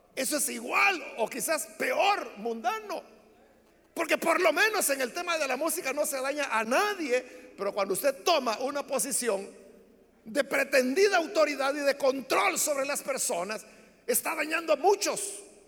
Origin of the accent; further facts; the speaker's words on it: El Salvador; entonces quizás no soy salvadoreño